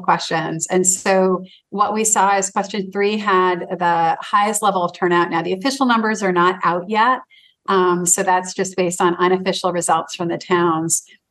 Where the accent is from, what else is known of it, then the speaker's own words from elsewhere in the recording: Manchester, Maine, United States; my hometown of Manchester